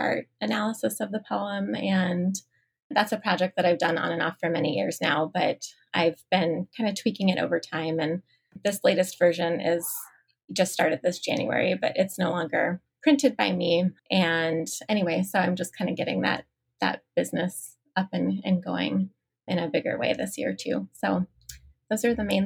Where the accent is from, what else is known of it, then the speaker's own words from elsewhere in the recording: Ashland, Nebraska, United States; moved away as an adult; I grew up near Ashland, which is where my business is now